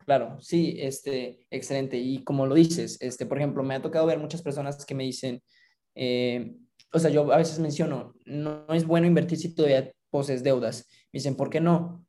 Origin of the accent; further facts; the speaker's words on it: Mexico; yo me encontraba trabajando en una institución financiera aquí en mi país